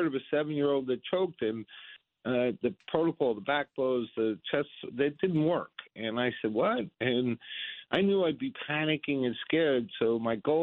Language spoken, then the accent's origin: English; United States; I'm an American